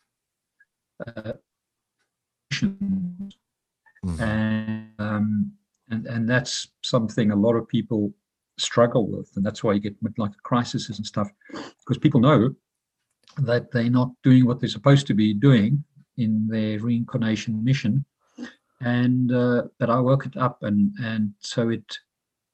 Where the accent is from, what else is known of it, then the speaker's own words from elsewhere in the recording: South Africa; also born or lived in London, United Kingdom; now in Dublin, Ireland; I'm originally from South Africa, all with my brothers